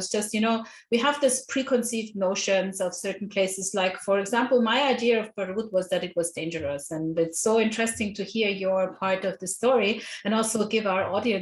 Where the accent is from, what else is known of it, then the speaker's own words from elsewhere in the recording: Nigeria; I grew up in Nigeria